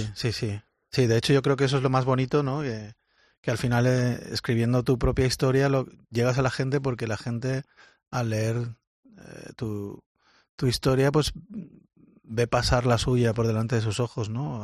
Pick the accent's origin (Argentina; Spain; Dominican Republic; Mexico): Spain; Valencia, Valencian Community; moved away as an adult; now in Molde, Norway; un tío de Valencia, del Mediterráneo, eh, esté viviendo en, en, un sitio como Molde